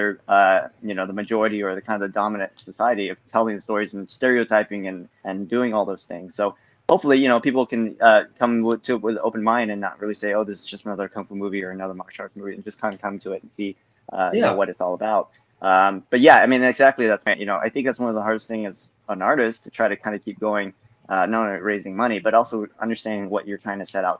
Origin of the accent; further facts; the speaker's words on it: United States; as Asian American